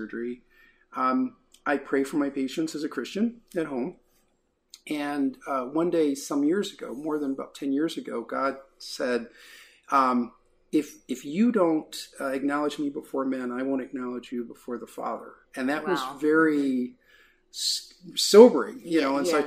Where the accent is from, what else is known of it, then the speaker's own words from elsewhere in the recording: Detroit, Michigan, United States; I was born and raised in Detroit